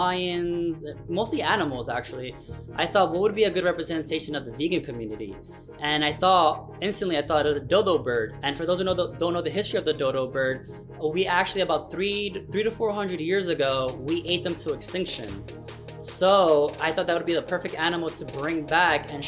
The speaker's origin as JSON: {"language": "English", "town": "New York City", "region": "New York", "country": "United States", "said": "I'm originally from New York City"}